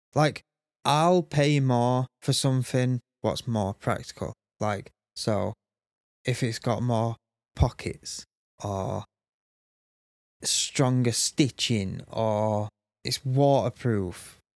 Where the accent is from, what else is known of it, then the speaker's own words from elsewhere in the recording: Sheffield, Yorkshire and the Humber, United Kingdom; I'm from Sheffield, so I'm used to seeing weirdos